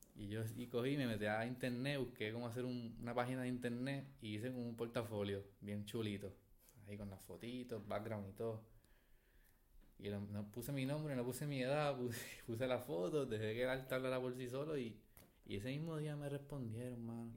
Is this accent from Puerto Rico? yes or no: yes; Puerto Rico; also born or lived in Caracas, Venezuela; nací en Venezuela, me crié en Puerto Rico